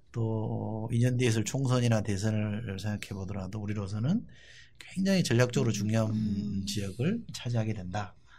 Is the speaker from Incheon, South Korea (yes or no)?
no; Busan, South Korea; moved away as an adult; also born or lived in Yeongil, North Gyeongsang; now in Seoul, South Korea; 초중고등학교는 부산에서 졸업했습니다.